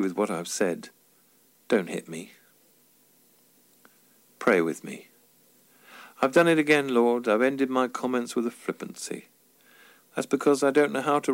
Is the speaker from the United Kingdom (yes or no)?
yes; Tunbridge Wells, South East England, United Kingdom; walking through the mod and rocker-infested streets of my hometown